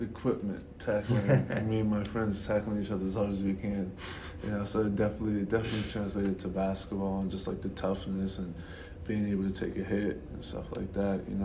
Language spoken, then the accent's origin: English; Providence, Rhode Island, United States; moved away; Growing up in Providence, it was hard